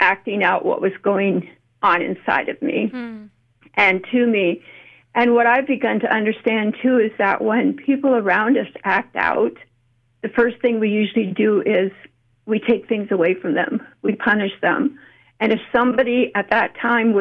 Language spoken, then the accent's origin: English; Canada; now in United States; I'm actually Canadian, but I have lived here about half of my life, and I keep coming back to the U.S.